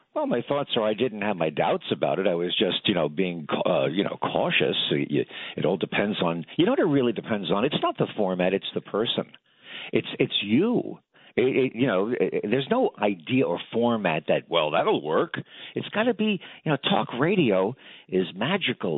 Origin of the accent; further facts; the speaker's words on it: New York, United States; I grew up in New York